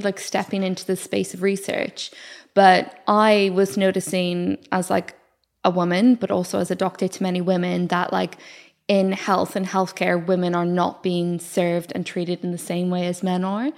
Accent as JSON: {"language": "English", "country": "Ireland", "also_born_or_lived": "South Wales", "accent": "Irish", "moved": "as an adult", "said": "I'm Irish"}